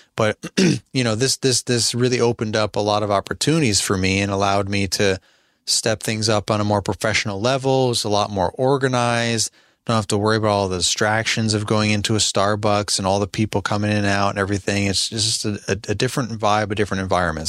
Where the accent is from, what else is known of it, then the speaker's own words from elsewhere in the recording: Albany, New York, United States; moved away as an adult; now in Midlothian, United States; I'm from Albany, New York